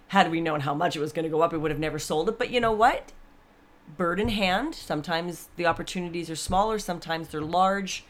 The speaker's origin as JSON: {"language": "English", "country": "Canada", "said": "We're Canadian."}